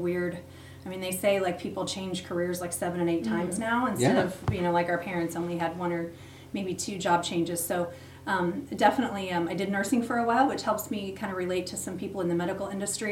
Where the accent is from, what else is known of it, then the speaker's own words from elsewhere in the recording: Yorktown, Indiana, United States; also born or lived in Muncie, Indiana / Kokomo, Indiana / Marion, Indiana; I grew up in Yorktown, graduated, went to Ball State, so lived in Yorktown for the majority